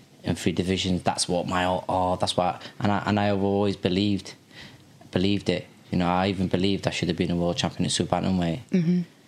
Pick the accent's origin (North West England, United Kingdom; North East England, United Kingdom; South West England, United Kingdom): North West England, United Kingdom; Liverpool; also born or lived in Qatar; now in Sheffield, United Kingdom; And from the age of, it might be 4 or 5 years old when I come from Qatar. I lived in Liverpool